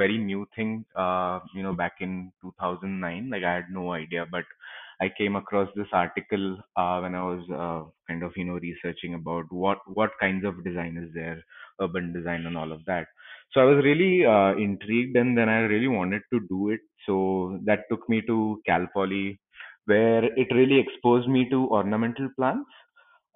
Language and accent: English; Pune, Maharashtra, India; also born or lived in Los Angeles; I've been born and brought up in Pune itself